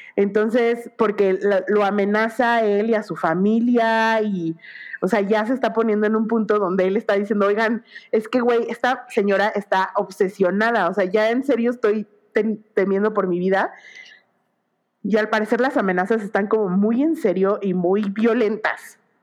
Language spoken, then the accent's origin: Spanish; Mexico